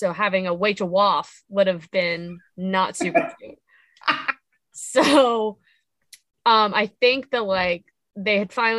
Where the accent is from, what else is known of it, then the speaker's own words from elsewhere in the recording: Central Ohio, United States; moved away; I am from Central Ohio.